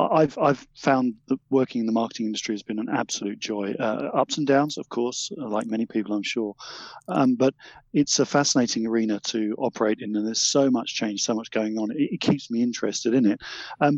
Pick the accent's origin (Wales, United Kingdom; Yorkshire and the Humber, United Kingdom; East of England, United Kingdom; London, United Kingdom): East of England, United Kingdom; Essex; originally I came from Essex, if you're interested, a much misunderstood county.